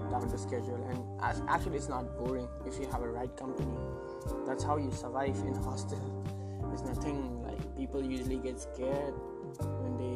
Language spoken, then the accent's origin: English; Manipur, India; Uh, I was born in Manipur.